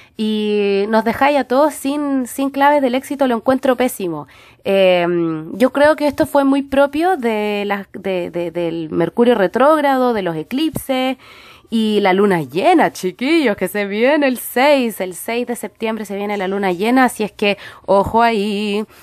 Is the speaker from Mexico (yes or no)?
no; Santiago, Santiago Metropolitan Region, Chile; moved away; yo soy santiaguina